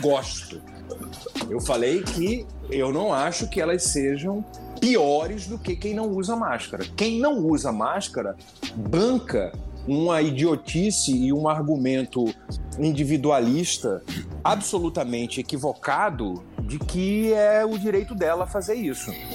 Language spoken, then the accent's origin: Portuguese; Pernambuco, Brazil; moved away; also born or lived in Paraíba; Eu sou pernambucano, tenho pai paraibano, meu, meu grupo de família é da Paraíba